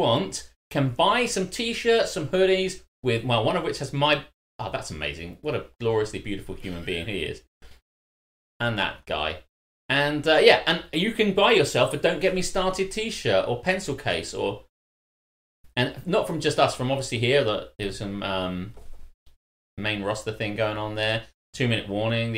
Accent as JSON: {"language": "English", "region": "England", "country": "United Kingdom", "said": "we're from England."}